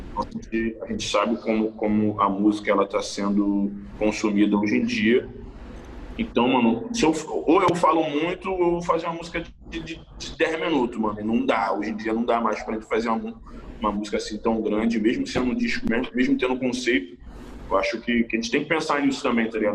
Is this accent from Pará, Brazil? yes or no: no; Rio de Janeiro, Brazil; morava em Jacarepaguá, muitos anos atrás